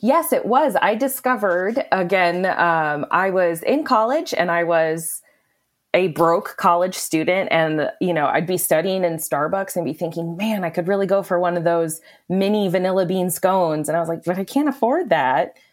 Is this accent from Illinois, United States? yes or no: no; Wisconsin, United States; I am from Wisconsin, born and raised, and very, very proud